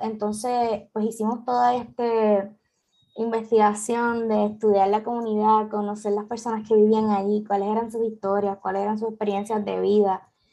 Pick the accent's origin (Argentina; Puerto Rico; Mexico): Puerto Rico; aquí en Puerto Rico